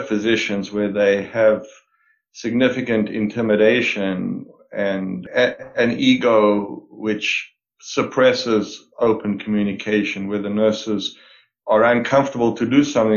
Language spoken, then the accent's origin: English; South Africa; moved away as an adult; now in Canada; I was born and raised in South Africa